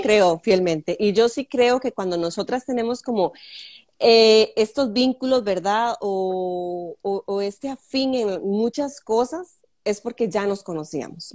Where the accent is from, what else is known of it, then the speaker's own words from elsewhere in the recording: Sámara, Guanacaste, Costa Rica; yo soy de Samara o sea, nativa eh, samareña